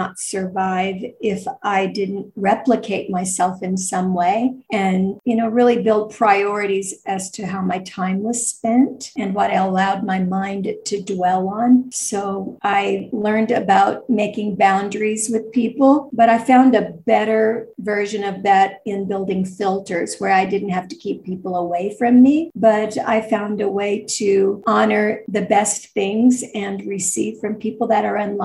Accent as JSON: {"language": "English", "town": "Tulsa", "region": "Oklahoma", "country": "United States", "tie": "born or raised there", "said": "I grew up in Tulsa, Oklahoma, on the outskirts of town, on 40 acres"}